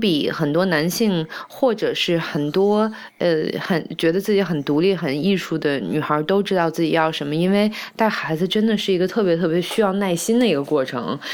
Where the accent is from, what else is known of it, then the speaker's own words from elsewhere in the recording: China; also born or lived in Canada; 知道我是中国人